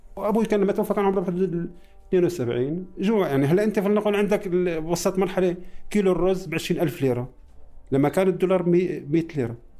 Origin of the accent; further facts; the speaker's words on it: Damascus, Damascus Governorate, Syria; also born or lived in Palestine; فلسطيني مقيم بخيم اليرموك العمر 55 دراسة أنا خريج كلية زراعة إيه مولود بسوريا